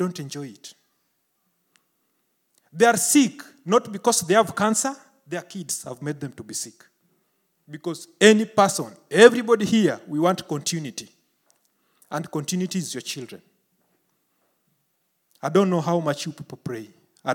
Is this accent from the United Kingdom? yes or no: no; Kenya; In Kenya, where I came from